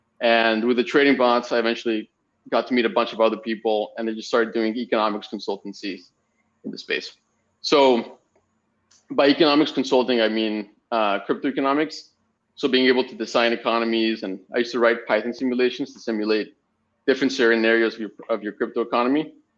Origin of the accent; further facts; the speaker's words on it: Spain; also born or lived in Mexico; And I'm originally from Spain. My parents are living in Mexico. I was raised in Mexico for a bit. And I ended up studying in Canada.